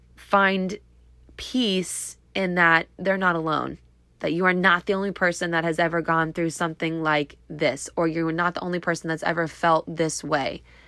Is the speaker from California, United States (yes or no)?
no; Clearwater, Florida, United States; now in Tampa, United States; I was actually born here. I was born in Clearwater.